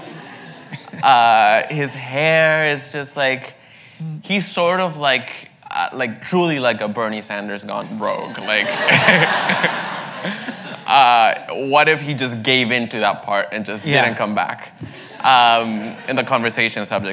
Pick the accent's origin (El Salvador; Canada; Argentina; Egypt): El Salvador; now in New York, United States; growing up in El Salvador